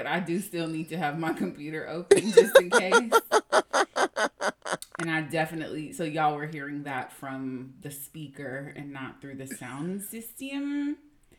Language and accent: English; Union City, California, United States; also born or lived in Hayward, California; When we lived in Union City, we did everything that we needed to do in Fremont and Newark.